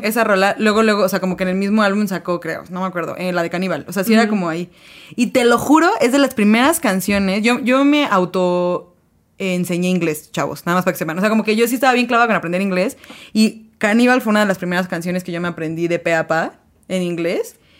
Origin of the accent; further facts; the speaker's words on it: Mexico; somos en México